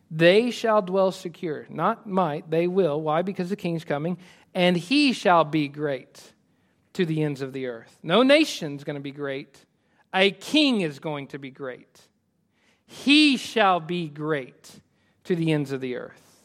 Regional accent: United States; I love being American

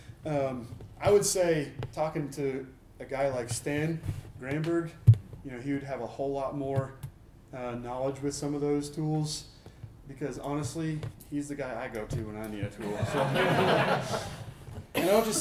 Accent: Portland, Oregon, United States; I grew up in Portland

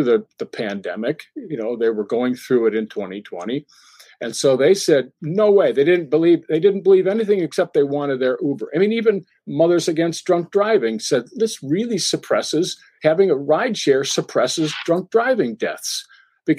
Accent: Massachusetts, United States; I'm from Massachusetts

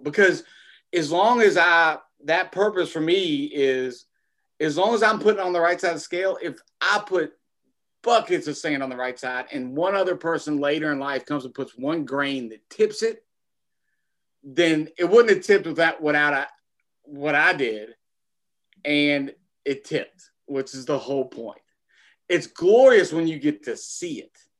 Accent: United States; I was born in America in in mm-hmm. twenty uh, in nineteen seventy six

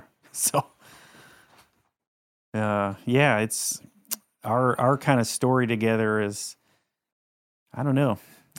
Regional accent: Panama City, Florida, United States; Panama City.

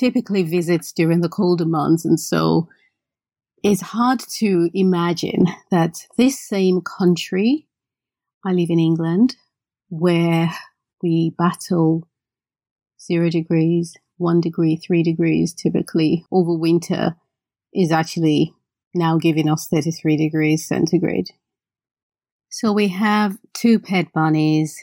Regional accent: Benin City, Edo, Nigeria; the reason I don't speak Yoruba is because I grew up in Benin, which is not a Yoruba state

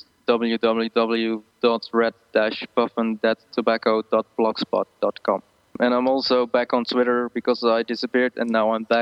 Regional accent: Netherlands; first language Dutch; English is a second language; we grow up with English

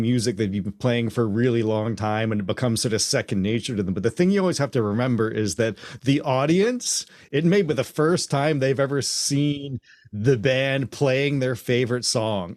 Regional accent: Canada; also born or lived in Hamilton; I'm Canadian and I was a teenager and I grew up being a drummer

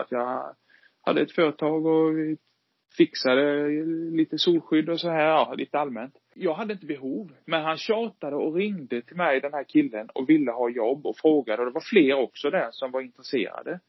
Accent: Sweden; also born or lived in Vetlanda; som svensk

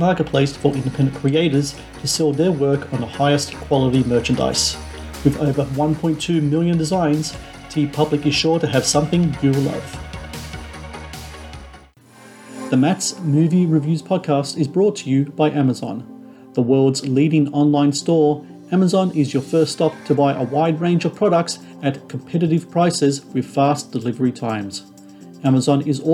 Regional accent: New South Wales, Australia; my hometown in New South Wales

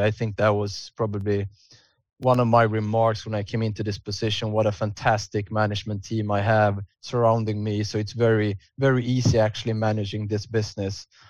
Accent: Stockholm, Stockholm County, Sweden; I had been living, growing up in Stockholm

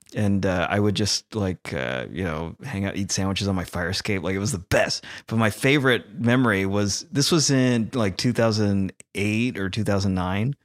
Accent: California, United States; moved away; we're from California

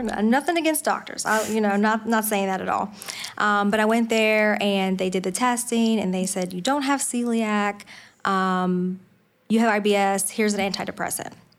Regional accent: Franklin County, Virginia, United States; also born or lived in Harrisonburg, Virginia / Winchester, Virginia; So I grew up in, um, a little rural town in Franklin County, Virginia. So that's where I was born and raised

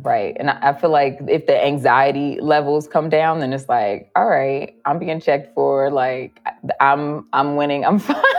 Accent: Chicago, Illinois, United States; I'm from Chicago and, like, you know, just the women that I grew up around

